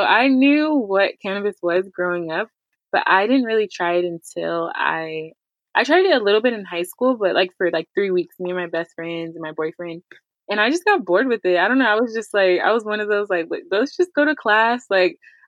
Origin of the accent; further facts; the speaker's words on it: Pasadena, California, United States; now in Rancho Cucamonga, United States; I live in Rancho Cucamonga, and I'm originally from Pasadena, California